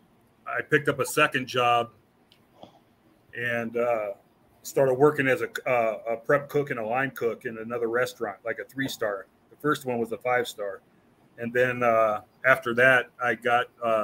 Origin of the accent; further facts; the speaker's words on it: California, United States; moved away; also born or lived in Mesquite, Texas / Hammond, Louisiana; I was born and raised in California though, so that's kind of what I'm used to. I lived up North Bay Area by San Francisco